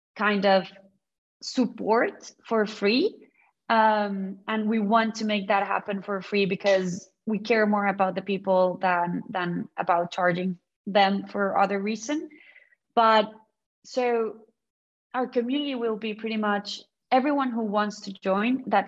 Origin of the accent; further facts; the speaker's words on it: Colombia; now in London, United Kingdom; I come from Colombia